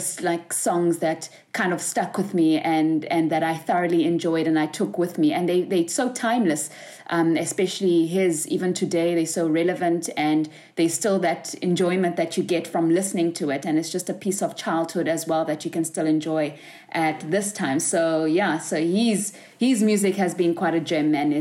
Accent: South Africa; I am from South Africa, where I'm working as a physiotherapist

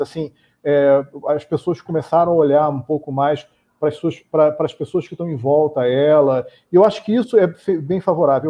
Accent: Rio de Janeiro, Brazil; eu, como carioca

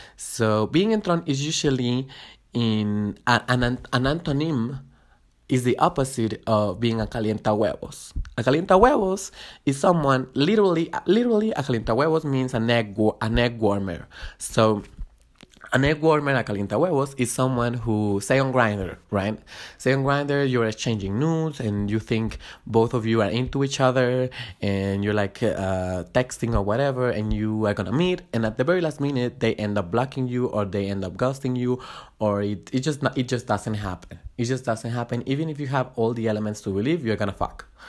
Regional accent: Guatemala; moved away as an adult; now in Mexico City, Mexico; I was born and raised in Guatemala. I moved here to Mexico about four and a half years ago when I was, uh, uh, nineteen

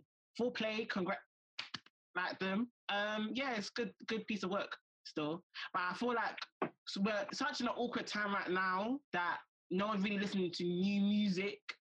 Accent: United Kingdom; we kind of embracing being African Brits in a sense of like, we're embracing our culture, but also we are British at the same time.

